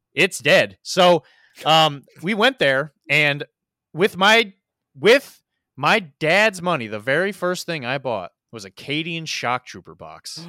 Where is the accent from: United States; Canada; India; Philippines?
United States; Missouri; now in Florida, United States; I grew up in Missouri